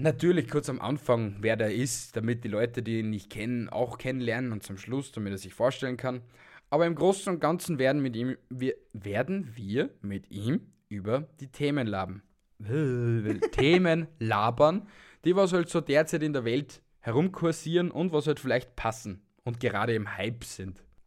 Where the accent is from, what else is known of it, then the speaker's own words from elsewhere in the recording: Austria; bei uns in Österreich